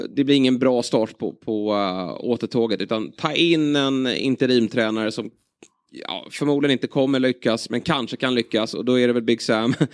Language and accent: Swedish; Sweden